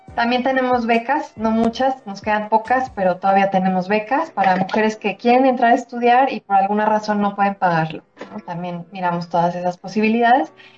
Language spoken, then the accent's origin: Spanish; Mexico; soy mexicana